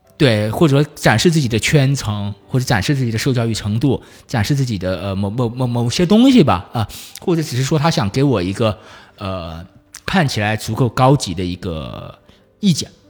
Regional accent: Nanchang, Jiangxi, China; moved away; 我是，呃，江西南昌人嗯。就，就在我的老家，现在有很多上年纪一点的人，他是根本不会说普通话

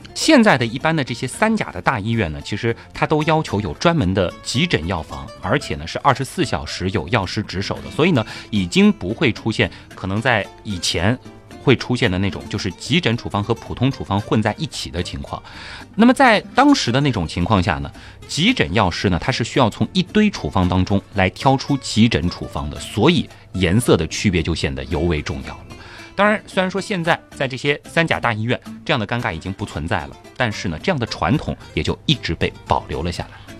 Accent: China; 我们中国人有句老话，是药三分毒

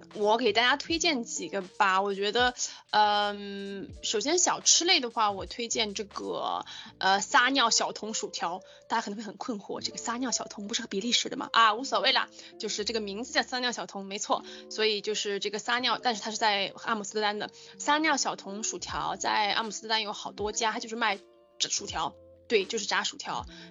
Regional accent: China; 我们中国人

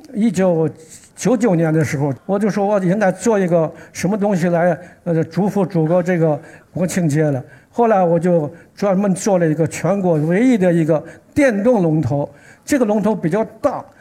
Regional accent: Xi'an, Shaanxi, China; 我是来自西安的

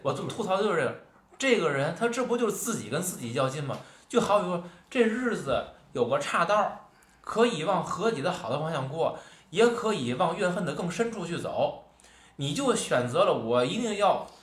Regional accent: Tianjin, China; accent: Tianjin dialect; 咱私下聊天儿，嗯。咱可能是说天津话

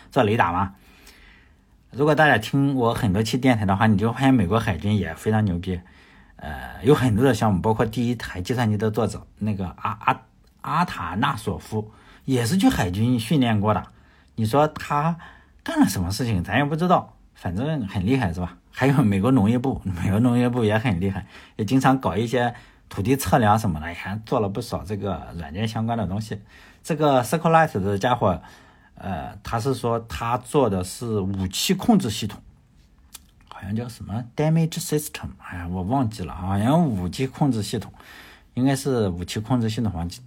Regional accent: China; 我，我也是来自中国的

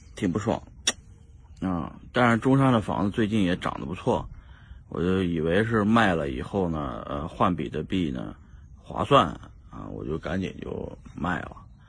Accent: China; 因为我们都是中国人

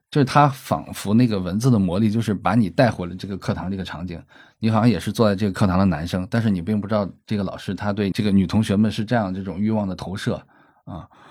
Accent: Shandong, China; 虽然受山东这种传统的观念影响

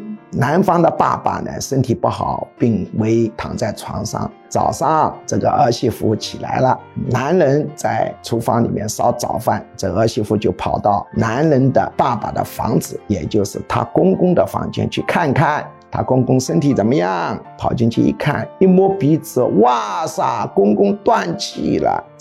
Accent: China; 如果我们置身事外，站在中国之外来看待这个问题，会觉得我们这个民族很荒唐

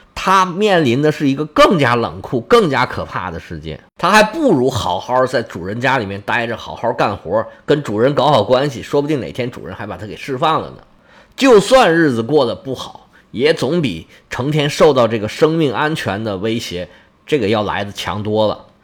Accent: China; 我们中国人

